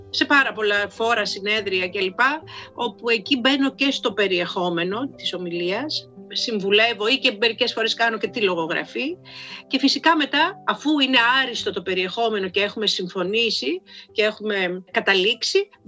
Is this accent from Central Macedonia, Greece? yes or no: no; Karditsa, Thessaly, Greece; είμαι από την Καρδίτσα και πηγαίνω στην Καρδίτσα και πηγαίνω και στο χωριό μου